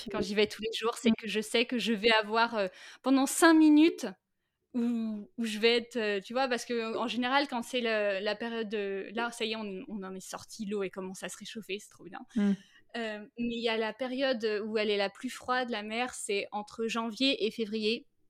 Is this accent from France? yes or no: yes; Brittany, France; also born or lived in Saint-Malo; now in Finistère, France; Je suis née à Saint-Malo mmh et j'ai grandi après euh, entre euh, l'île-et-Vilaine et les Côtes d'Armor